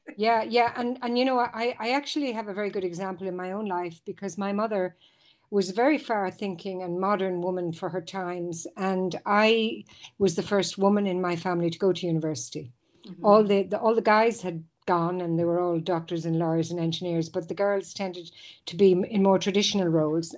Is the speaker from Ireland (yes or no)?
yes; Ireland; moved away as an adult; now in Switzerland; back in my home country in Ireland